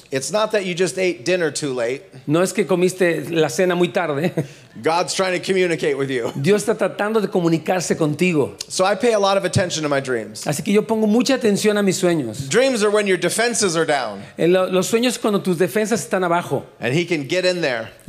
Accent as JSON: {"language": "English", "town": "Houston", "region": "Texas", "country": "United States", "said": "Down south, I'm from Houston, Texas, y'all."}